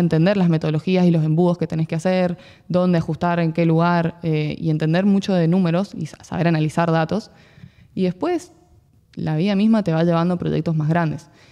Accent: San Juan, Argentina; moved away; also born or lived in Buenos Aires; Soy de San Juan

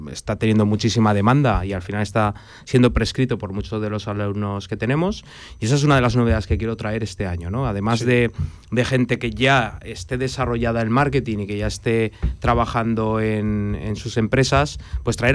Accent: Aragon, Spain; Yo soy muy aragonés

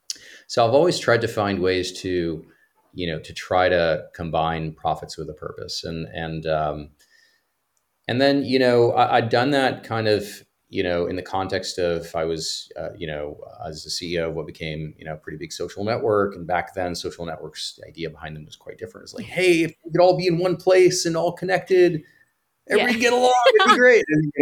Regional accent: Cyprus; moved away; also born or lived in Greece; I grew up in, I was born in Greece, and I grew up on an island called Cyprus in the Eastern Mediterranean.

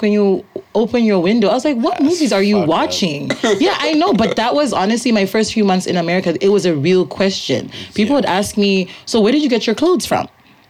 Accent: Zimbabwe; also born or lived in upstate New York; now in United States; I'm from Zimbabwe

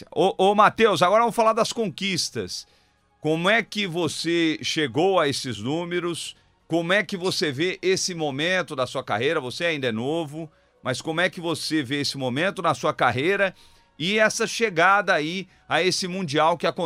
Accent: Araraquara, São Paulo, Brazil; Sim, sim, sou de Araraquara.

